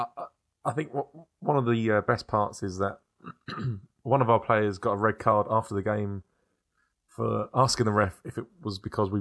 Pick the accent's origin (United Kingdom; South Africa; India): United Kingdom; London; also born or lived in Kent; We're from South East London / Kent